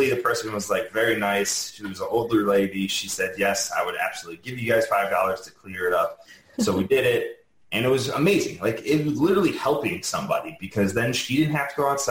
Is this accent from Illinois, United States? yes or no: yes; Chicago, Illinois, United States; moved away; I'm from Chicago originally.